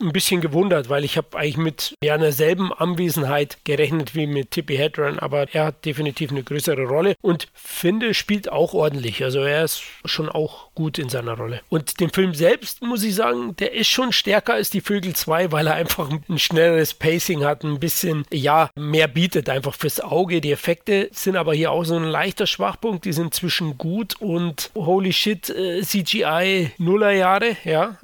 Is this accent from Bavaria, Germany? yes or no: yes; Bavaria, Germany